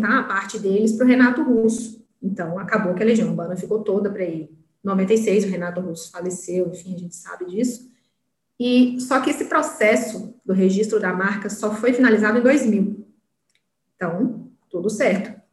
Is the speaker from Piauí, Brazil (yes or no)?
yes; Piauí, Brazil; now in Brasília, Brazil; sou piauiense, não nego minhas origens, mas já estou aqui em Brasília já tem 13 anos.